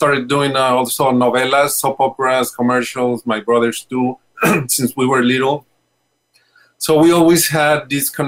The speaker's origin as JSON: {"language": "English", "region": "Mexico City", "country": "Mexico", "said": "we are from Mexico City"}